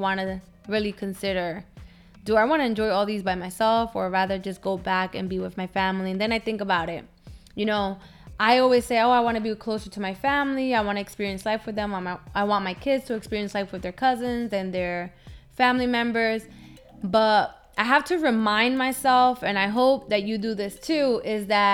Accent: Newark, New Jersey, United States; accent: Hispanic; moved away as an adult; also born or lived in Dominican Republic; now in Florida, United States; My hometown, my home was Newark, New Jersey

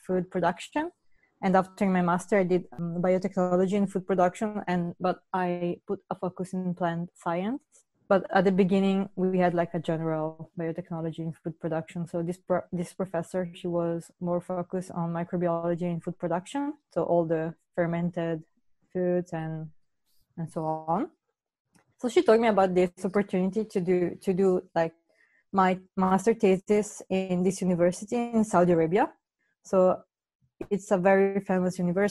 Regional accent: Padua, Veneto, Italy; also born or lived in Paris, France; I was born in Paris, in France, but I grew up in Italy, in Padova, that is near Venice

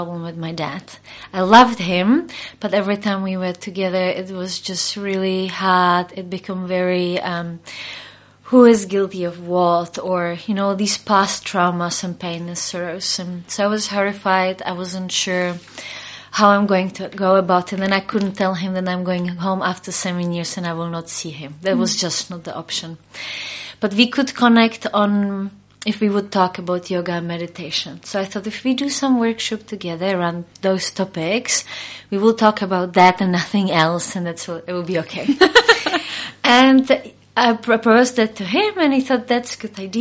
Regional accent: Prague, Czechia; now in New Zealand; I originally come from Czech Republic, where I grew up in Prague, but I came to New Zealand 12 years ago.

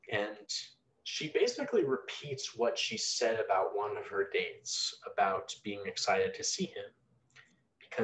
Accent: United States; I don't live in Japan, I'm not Japanese. You know, I am American

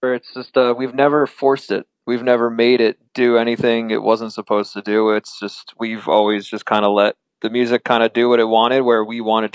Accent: Ocean County, New Jersey, United States; We're from Ocean County, so we're central Jersey

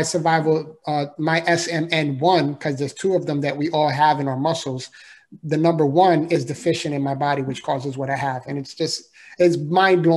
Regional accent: New York City, New York, United States; moved away as an adult; also born or lived in Florida; I was born and raised in the Bronx, New York, so I'm a city boy

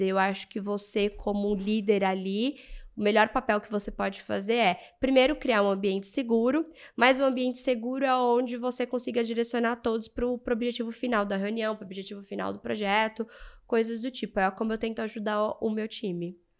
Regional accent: Brazil; somos brasileiras, somos latinos

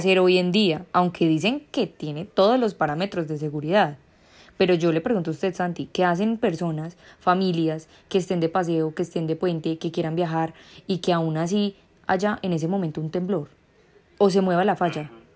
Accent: Quindío, Colombia; nosotros como quindianos

